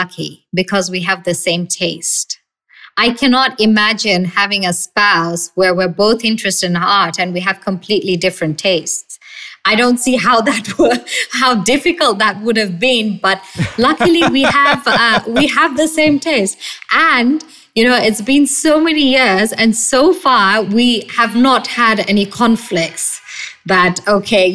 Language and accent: English; Bangladesh; we're from Bangladesh and we got our independence in 1971.